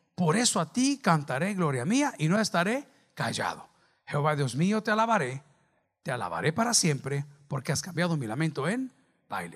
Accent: El Salvador

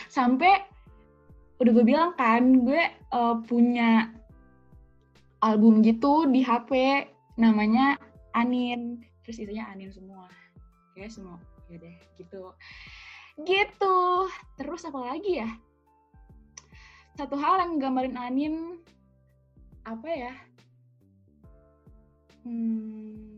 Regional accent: Cirebon, West Java, Indonesia; ternyata lu baru tahu kalau gue anak Cirebon

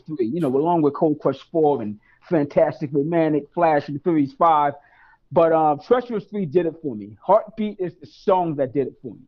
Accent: New York City, New York, United States; born and raised in East New York, Brooklyn

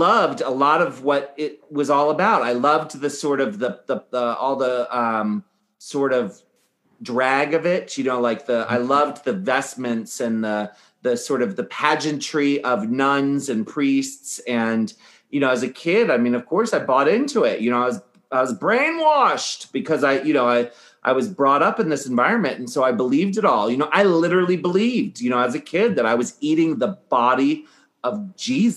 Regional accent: Annapolis, Maryland, United States; now in San Francisco, United States; I grew up in Annapolis, Maryland

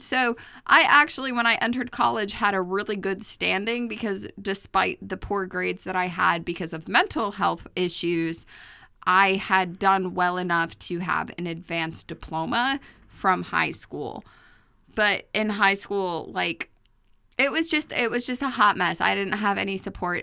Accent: New York, United States; I grew up in New York, I lived in New York, and when I was working in New York

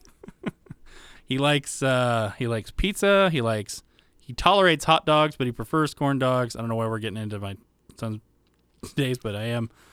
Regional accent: the South, United States; I grew up in the South

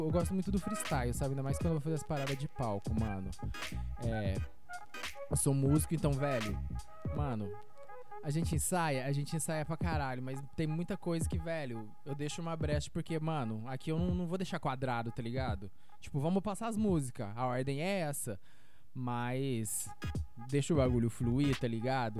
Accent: Lavras, Minas Gerais, Brazil; sou de Lavras MG

